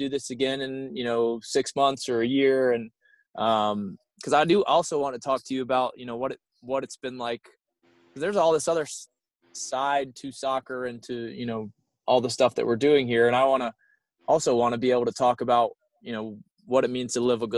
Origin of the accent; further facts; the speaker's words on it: South Carolina, United States; now in Pittsburgh, United States; I'm from Pittsburgh now, but I grew up in South Carolina